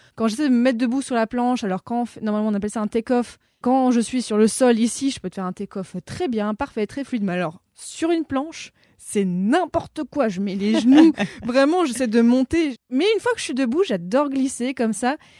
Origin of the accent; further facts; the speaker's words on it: Casablanca, Casablanca-Settat, Morocco; moved away as an adult; j'ai grandi au Maroc parce que mon père est franco-marocain, donc j'ai vraiment vécu 18 euh, bah, ans à Casablanca